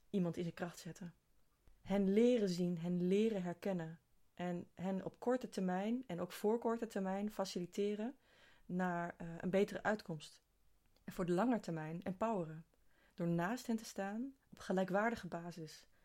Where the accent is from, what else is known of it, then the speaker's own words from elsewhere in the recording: East Netherlands, Netherlands; vanuit de plek waar ik eh, ben opgegroeid, vanuit het oosten van het land.